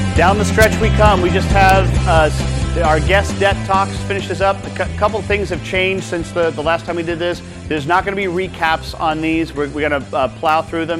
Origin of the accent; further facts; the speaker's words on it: Missouri, United States; I'm from Missouri